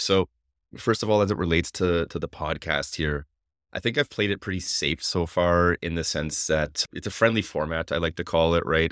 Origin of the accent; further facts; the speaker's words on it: Canada; being Canadian